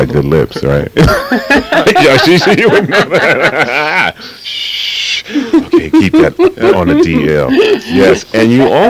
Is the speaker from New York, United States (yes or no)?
yes; New York, United States; Now, you also were in my hometown for a while in New York.